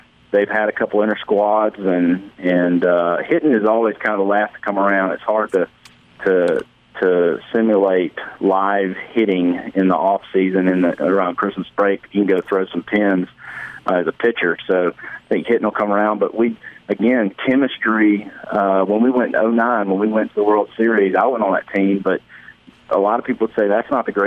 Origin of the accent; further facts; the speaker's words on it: Oak Grove, Mississippi, United States; People like Trey Cuevas and Keith Winstead, though, I came from Oak Grove